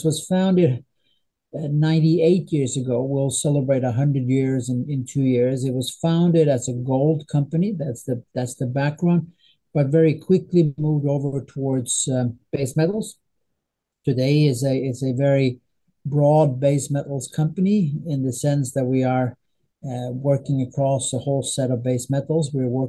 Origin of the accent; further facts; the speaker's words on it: northern Sweden, Sweden; English is a second language; Anyway, I am from Sweden. I'm from a relatively small town in northern Sweden. That's my background.